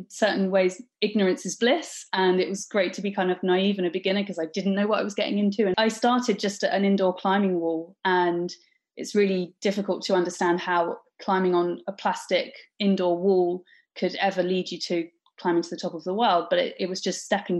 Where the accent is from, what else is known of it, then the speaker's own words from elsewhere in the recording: Wokingham, South East England, United Kingdom; I grew up in Wokingham, a little town in Berkshire.